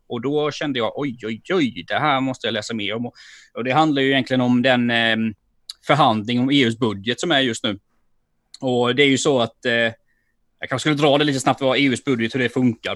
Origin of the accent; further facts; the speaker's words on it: Sweden; jag som ekonom och som svensk och som företagare